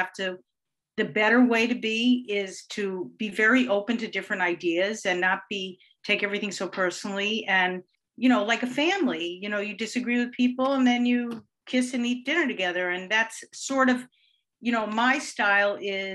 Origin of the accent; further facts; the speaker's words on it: Yonkers, New York, United States; also born or lived in White Plains; I grew up here in Yonkers